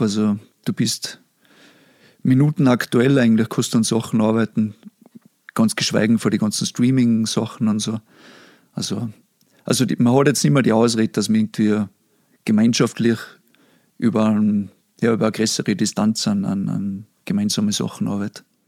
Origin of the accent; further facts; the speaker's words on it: Pinzgau, Salzburg, Austria; accent: Pinzgau dialect; Ich hoffe, die Leute verstehen meinen Dialekt, obwohl ich jetzt nicht einmal so extrem pinzgarisch rede